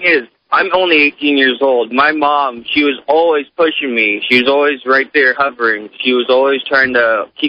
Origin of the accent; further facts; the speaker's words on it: Council Bluffs, Iowa, United States; I grew up in Counts Bluffs